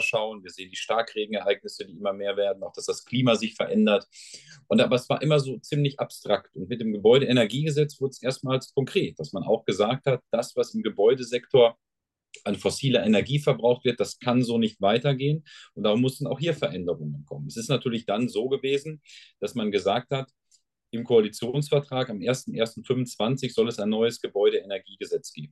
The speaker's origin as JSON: {"language": "German", "area": "Sauerland", "region": "North Rhine-Westphalia", "country": "Germany", "said": "bei uns im Sauerland ist man entweder Dortmund oder Schalke-Fan"}